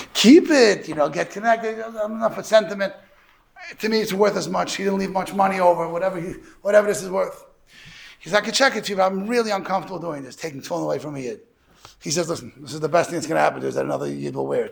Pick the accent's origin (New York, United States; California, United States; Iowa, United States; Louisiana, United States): New York, United States; New York City; I'm from Borough Park